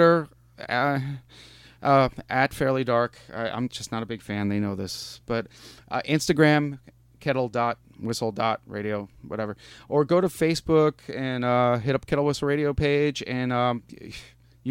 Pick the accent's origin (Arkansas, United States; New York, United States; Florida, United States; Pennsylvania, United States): New York, United States; I'm from New York, but I'm in Pittsburgh right now